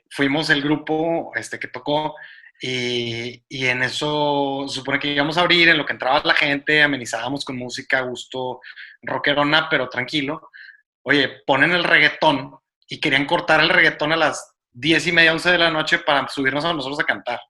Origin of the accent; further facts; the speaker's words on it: Monterrey, Nuevo León, Mexico; dijimos que somos de Monterrey